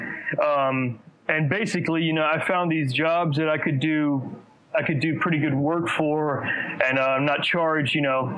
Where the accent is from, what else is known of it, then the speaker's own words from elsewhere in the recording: Gonzales, Louisiana, United States; moved away as an adult; now in Baton Rouge, United States; I'm actually from Gonzales, which is 30 minutes towards New Orleans, but I've been here the last 7 years